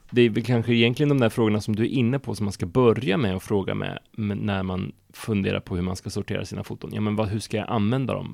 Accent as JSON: {"language": "Swedish", "town": "Hardemo", "region": "Örebro County", "country": "Sweden", "said": "kommer från en liten by utanför Örebro utanför Kumla som heter Hardemo"}